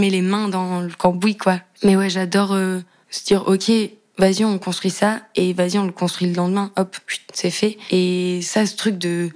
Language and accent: French; Cahors, Occitania, France; J'ai grandi dans une, euh, petite maison, euh, dans une petite ville qui s'appelle Cahors, dans le Lot.